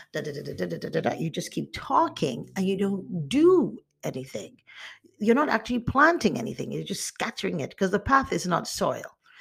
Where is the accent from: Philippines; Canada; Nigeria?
Nigeria; moved away; also born or lived in United States; I'm Nigerian American and I was raised in Nigeria